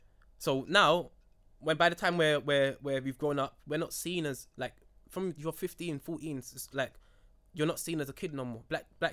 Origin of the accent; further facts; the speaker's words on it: London, United Kingdom; I'm from Ferry Lane.